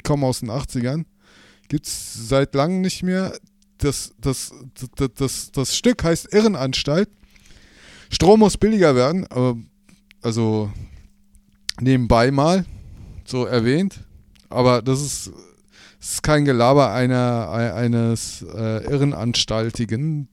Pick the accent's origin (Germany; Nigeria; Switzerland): Germany; Berlin; da, wo ich herkomme, aus Berlin